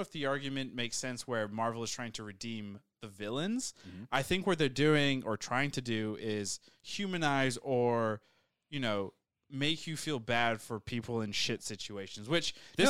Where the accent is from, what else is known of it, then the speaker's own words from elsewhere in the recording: United States; I'm an American